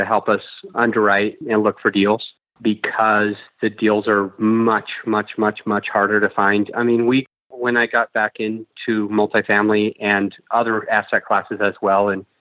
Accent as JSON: {"language": "English", "region": "Utah", "country": "United States", "tie": "born or raised there", "also_born_or_lived": "Salt Lake City, Utah / Provo, Utah / St. George, Utah / Kaysville, Utah", "said": "I grew up in Utah, just mainstream Utah-isms."}